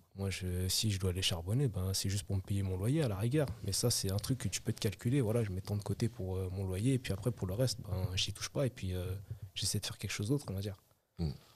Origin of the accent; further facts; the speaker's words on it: Évry, Île-de-France, France; je suis originaire d'Evry